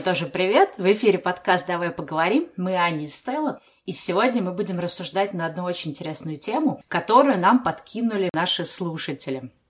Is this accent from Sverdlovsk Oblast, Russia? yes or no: no; Saint Petersburg, Russia; moved away; also born or lived in Moscow; я-то сама не из Москвы, я из Питера